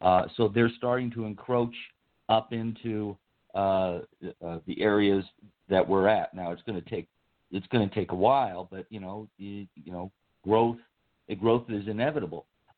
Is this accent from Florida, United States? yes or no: no; Palm Springs, California, United States; I grew up in Palm Springs.